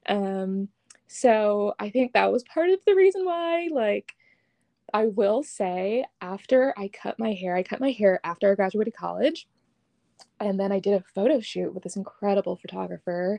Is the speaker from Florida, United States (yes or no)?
no; New York, United States; moved away; I was originally from New York